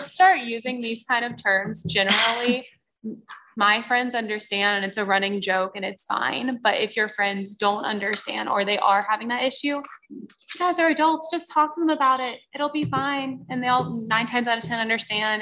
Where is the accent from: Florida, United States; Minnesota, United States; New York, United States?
Florida, United States; moved away as an adult; now in Albany, United States; I'm from Florida